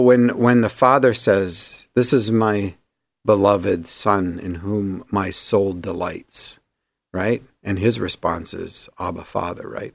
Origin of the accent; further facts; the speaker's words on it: Grande Prairie, Alberta, Canada; actually south of where I was born in Grand Prairie